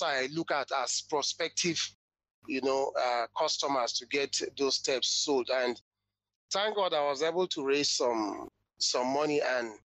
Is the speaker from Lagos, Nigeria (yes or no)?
no; Jos, Plateau, Nigeria; I'm from Jos Plateau State, North Central Nigeria, West Africa